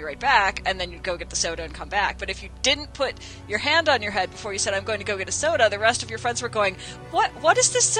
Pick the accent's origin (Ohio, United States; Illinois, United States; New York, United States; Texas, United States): Illinois, United States; the Midwest; now in California, United States; I'm from the Midwest